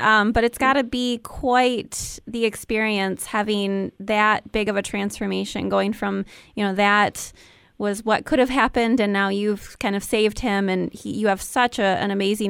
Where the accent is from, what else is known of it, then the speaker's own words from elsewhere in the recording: Williamston, Michigan, United States; also born or lived in Lansing, Michigan; I grew up in Williamston, and then now I live in Lansing.